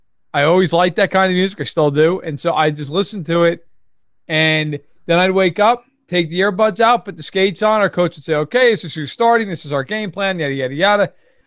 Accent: New York, United States; An hour and a half outside New York City.

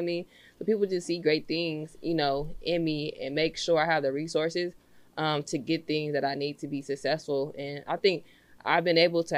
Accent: Los Angeles, California, United States; I'm from Los Angeles, California. I'm from the Crenshaw District. So growing up in that environment

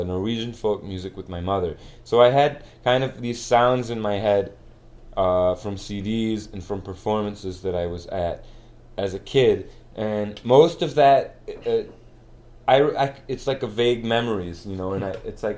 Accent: Kalamazoo, Michigan, United States; moved away as an adult; also born or lived in Geneva, New York / Norway; now in Chile; I was born in Geneva, New York, but I moved to Kalamazoo in 92. I was 2 years old. And I lived here until I was 17.

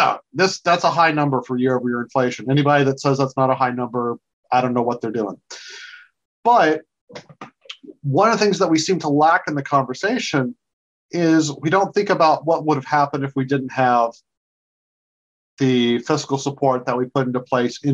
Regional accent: South Georgia, United States; now in Washington, D.C., United States; I grew up in South Georgia.

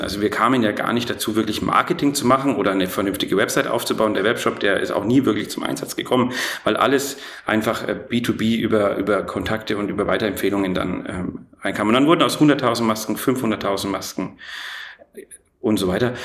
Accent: Erlangen, Bavaria, Germany; also born or lived in Nuremberg; Ich bin in Nürnberg geboren, in Erlangen aufgewachsen.

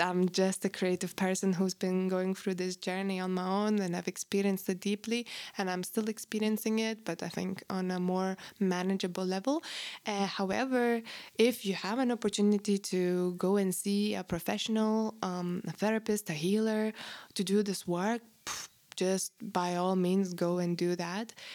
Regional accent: Lithuania; moved away; I grew up in Post-Soviet Russian, um, Lithuania

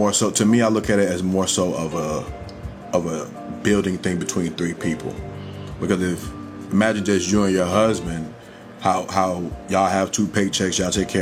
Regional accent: United States; As an American

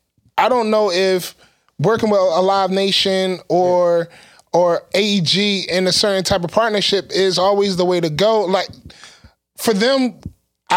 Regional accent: Philadelphia, Pennsylvania, United States; also born or lived in Atlanta; we're from Philly.

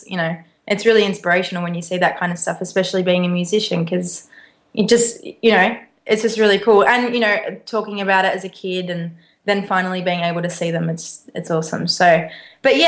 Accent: Melbourne, Victoria, Australia; moved away; I'm from Melbourne. So I'm at home

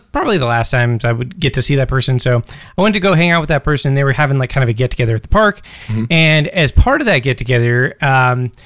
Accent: Alaska, United States; growing up in Alaska. Because, like, both Britt and I are from Alaska

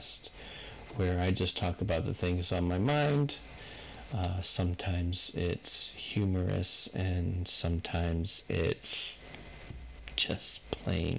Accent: United States; I'm an American

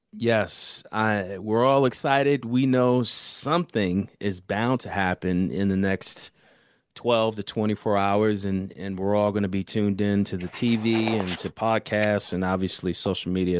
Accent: Philadelphia, Pennsylvania, United States; I'm from Philly

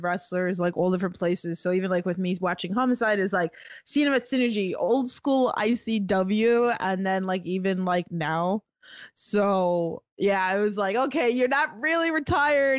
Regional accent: New York, United States; I'm from New York.

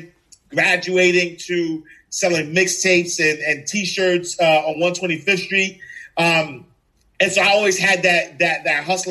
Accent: New York City, New York, United States; I'm originally from New York City, Harlem, NYC

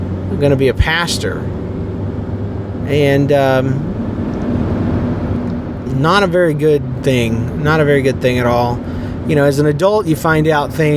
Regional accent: Fernandina Beach area, Florida, United States; also born or lived in Jacksonville, Florida; We moved from Jacksonville to a plot of land in Florida on 3.5 acres

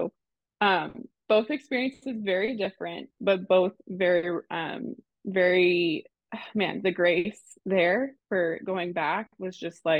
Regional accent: Canada; accent: Canadian; moved away; Oh, and also I'm from Canada, so if I say any weird words

